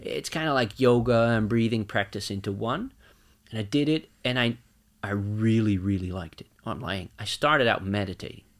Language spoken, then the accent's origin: English; Netherlands; moved away as an adult; now in Norway; I'm from the Netherlands.